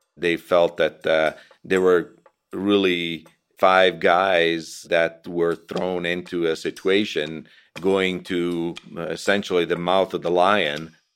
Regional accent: Italy; now in United States; I was from Italy and decided to come to the United States and stay

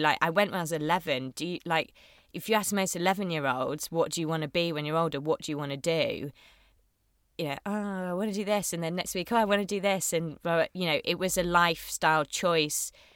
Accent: Bath, South West England, United Kingdom; also born or lived in Chippenham / Yorkshire; I was born in Bath

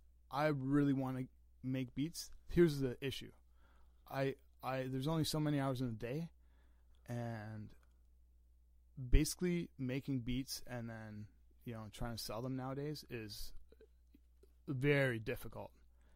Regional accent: Canada; when I was growing up in the Canadian Martyrs, there was a skateboard park in the summer times.

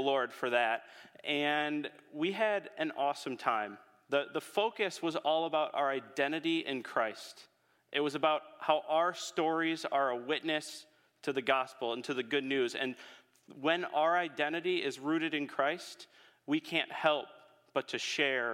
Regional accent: Holland, Michigan, United States; I'm a Holland native.

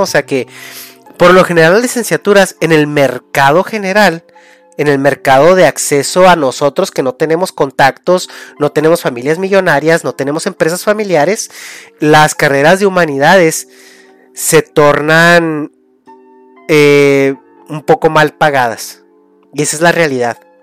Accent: Mexico; moved away; de tu, de tu, de tu raíz, ¿no? De, de México

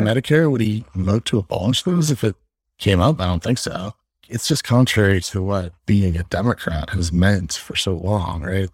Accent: Los Angeles, California, United States; moved away as an adult; also born or lived in Virginia; now in New York City, United States; grew up in Los Angeles

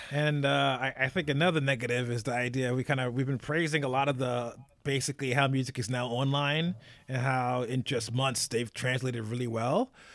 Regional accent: United States; as an American

